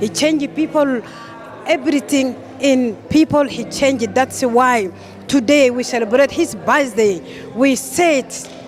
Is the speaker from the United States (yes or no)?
no; Canada; I'm from Canada.